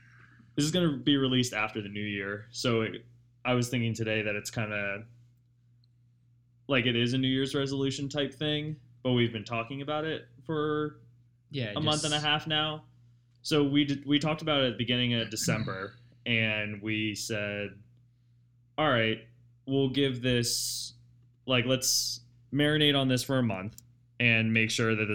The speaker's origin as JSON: {"language": "English", "region": "East Coast", "country": "United States", "tie": "born or raised there", "said": "We were both born and raised on the East Coast"}